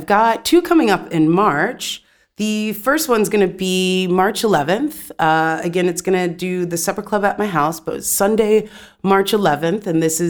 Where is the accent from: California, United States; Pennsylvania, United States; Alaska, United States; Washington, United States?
California, United States; also born or lived in Atlanta, Georgia; I grew up in Southern California and Atlanta as well. So home for me now is Atlanta when I do go back to the States.